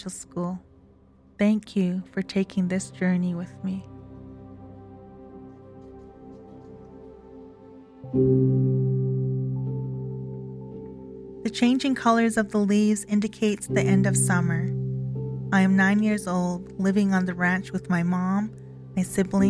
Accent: Kainai First Nation, Alberta, Canada; I am from Ghana, First Nation, Alberta

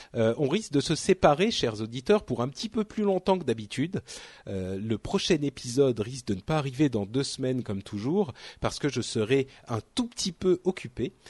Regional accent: France; en tant que Français

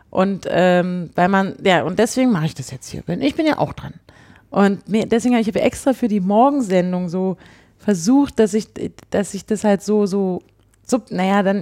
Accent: Berlin, Germany; die betrifft mich als Berliner eben noch mal mehr.

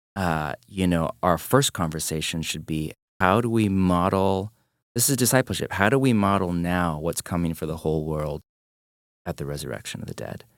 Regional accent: United States; I'm an American

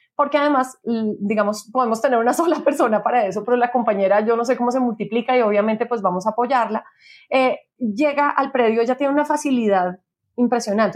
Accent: Bogotá, Colombia; nosotros somos bogotanos

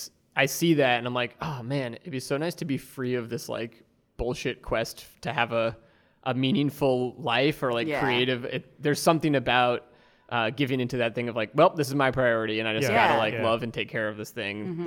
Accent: New England, United States; I'm from New England

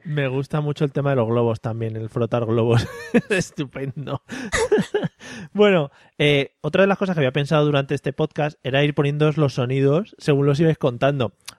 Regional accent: Madrid, Community of Madrid, Spain; soy de Madrid

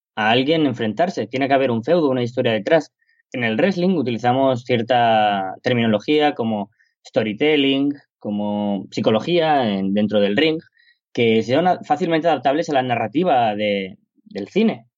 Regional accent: Spain; en mi país, en España

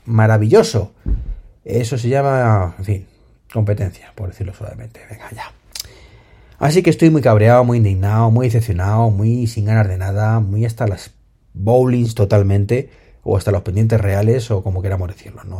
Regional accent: Spain; lo que sufrimos en España

